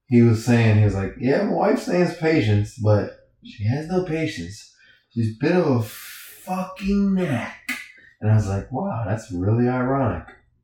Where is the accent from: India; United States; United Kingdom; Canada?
United States; New Orleans, Louisiana; I'm not from Crenshaw, but I'm from New Orleans.